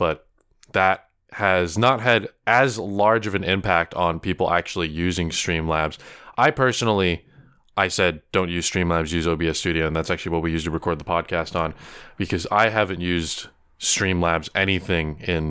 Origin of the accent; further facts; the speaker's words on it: Philippines; I'm Filipino. I don't know why you would say that. You just look at me.